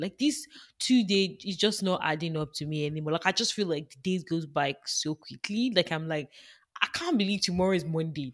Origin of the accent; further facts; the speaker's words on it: Nigeria; now in Canada; I grew up in Nigeria